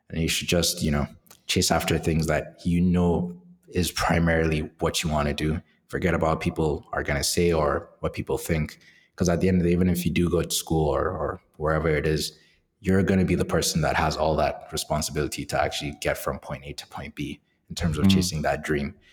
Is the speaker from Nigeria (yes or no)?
yes; Nigeria; So Nigeria is a it's, a crazy country, and it's it's both entertaining and is also both quite crazy from an economic standpoint. So living there is a mix of, I guess, using comedy to cope